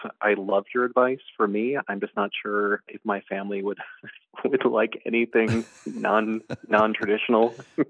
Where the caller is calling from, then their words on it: Port of Spain, Trinidad & Tobago; Port of Spain in Trinidad.